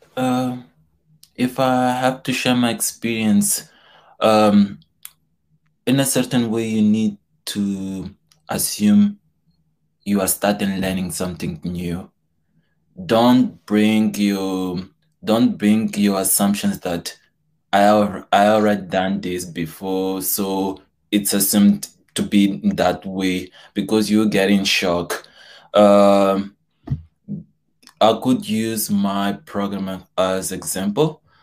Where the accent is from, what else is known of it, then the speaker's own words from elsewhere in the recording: Mozambique; moved away as an adult; now in York, United Kingdom; I'm from Mozambique